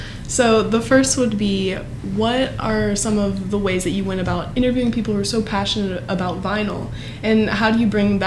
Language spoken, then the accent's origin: English; Mount Lebanon, Pennsylvania, United States; growing up in Mount Lebanon